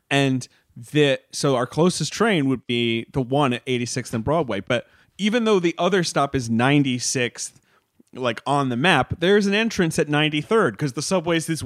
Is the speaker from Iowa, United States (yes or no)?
no; Long Island, New York, United States; moved away as an adult; also born or lived in Los Angeles; I'm from Long Island